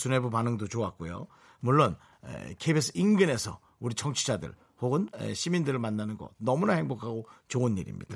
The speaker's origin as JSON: {"language": "Korean", "town": "Gangneung", "region": "Gangwon", "country": "South Korea", "tie": "born or raised there", "said": "우리 고향에서 보내주셨네"}